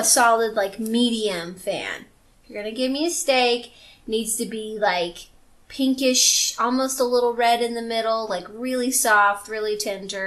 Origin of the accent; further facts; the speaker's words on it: Louisiana, United States; I'm from Louisiana